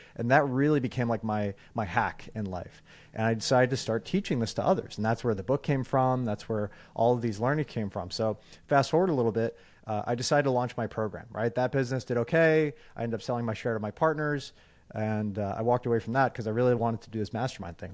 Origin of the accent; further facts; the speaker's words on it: New York, United States; also born or lived in California / Long Island; now in Phoenix, United States; growing up in New York and then living in California